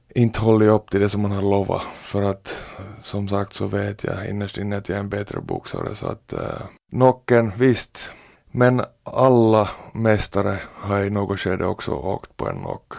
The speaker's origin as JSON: {"language": "Swedish", "town": "Porvoo", "region": "Uusimaa", "country": "Finland", "tie": "born or raised there"}